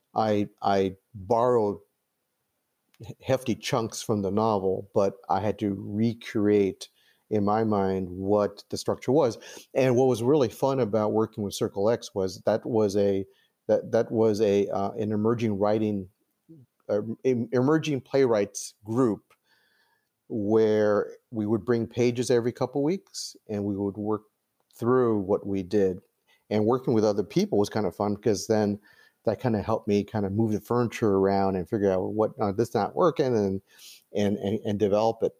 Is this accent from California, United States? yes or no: yes; Los Angeles, California, United States; I was born in 1959 in Los Angeles